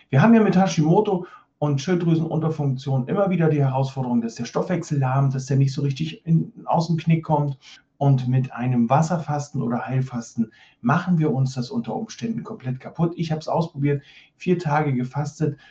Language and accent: German; East Germany, Germany; ich bin in der DDR groß geworden